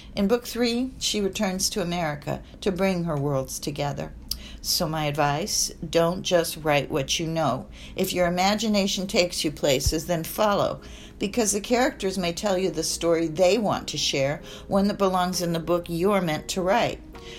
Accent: Egypt; born there; My mother was Swiss, my father English and Syro-Lebanese, and I was born in Egypt.

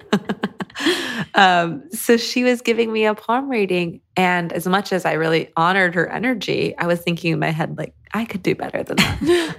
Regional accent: Michigan, United States; I grew up in Michigan, like a suburb of Michigan

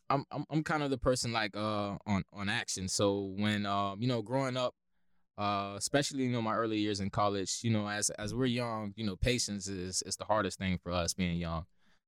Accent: Lakeland, Florida, United States; So I grew up, actually was born and raised in Lakeland, Florida. So really a Polk County true breed.

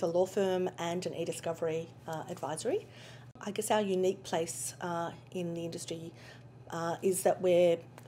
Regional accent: Australia; accent: Australian; back in Australia, which obviously my accent is a bit of a giveaway for

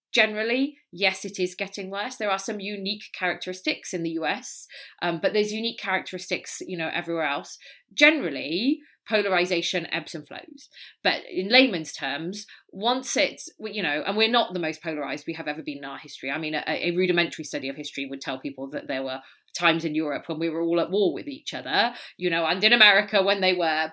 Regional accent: Wales, United Kingdom; now in California, United States; I'm Welsh.

